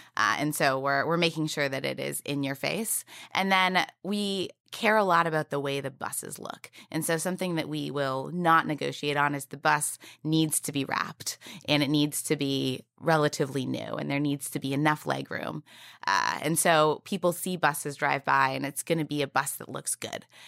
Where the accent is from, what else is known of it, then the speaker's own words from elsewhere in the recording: Canada; moved away as an adult; also born or lived in United States; now in New York City, United States; I'm also Canadian